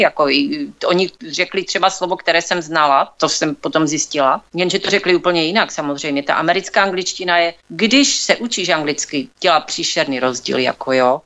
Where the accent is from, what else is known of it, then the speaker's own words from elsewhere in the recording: Czechia; accent: Czech; moved away as an adult; now in United States; bostonský akcent, ale ten já nemám, já mám pořád ten český